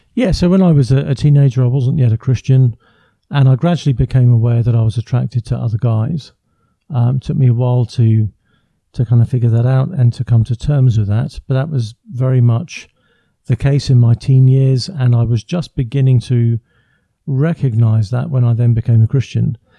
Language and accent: English; England, United Kingdom; first language English; I come from England, so born and raised in England. I live just outside London, near Windsor.